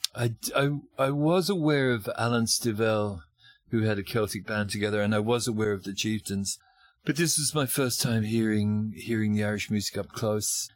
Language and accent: English; Australia; moved away as an adult; also born or lived in Melbourne, Australia / Northern Territory, Australia; now in Ireland; I'm an Australian musician